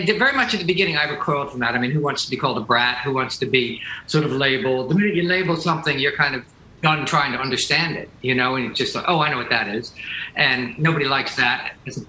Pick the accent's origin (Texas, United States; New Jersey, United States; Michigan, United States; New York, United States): New Jersey, United States; I'm from New Jersey